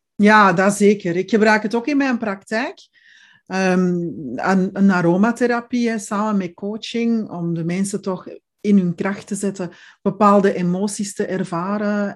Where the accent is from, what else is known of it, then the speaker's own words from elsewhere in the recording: Belgium; accent: Belgian; now in Zeeland, Netherlands; klink ik Belgisch, want ik ben Belgisch.